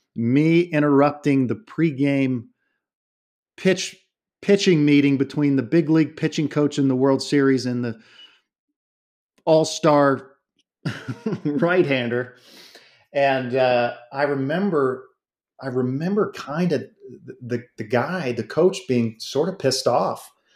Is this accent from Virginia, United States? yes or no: no; South Florida, United States; I grew up in South Florida